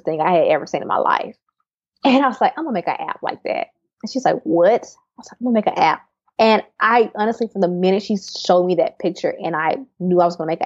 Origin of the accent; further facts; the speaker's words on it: Terry, Mississippi, United States; moved away as an adult; also born or lived in Silicon Valley; now in Austin, United States; I'm from Mississippi, from Terry, Mississippi, very small town